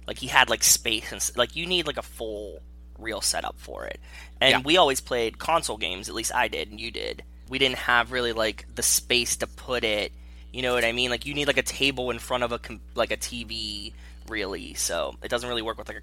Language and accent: English; Pittsburgh, Pennsylvania, United States; I grew up in Pittsburgh, so it was always like a Pittsburgh couples date kind of spot.